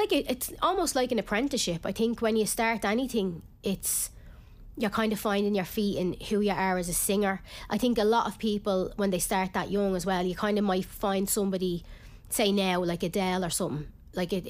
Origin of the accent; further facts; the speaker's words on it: Ireland; I am Irish